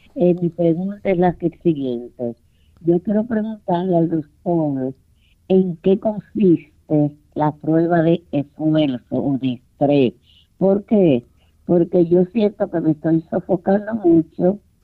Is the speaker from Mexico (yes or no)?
no; Dominican Republic; now in United States; en mi país, en la República Dominicana